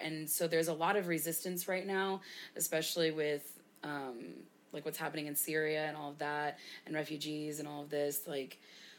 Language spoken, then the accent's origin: English; United States; Because, again, we're American.